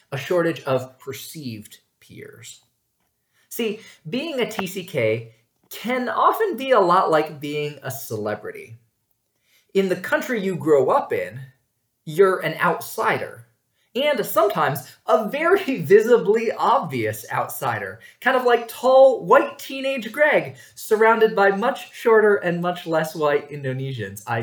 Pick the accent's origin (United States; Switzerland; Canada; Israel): United States; New York; born there; I told them I was from New York State which was sufficiently true since I'd been born there and spent the summer before college there.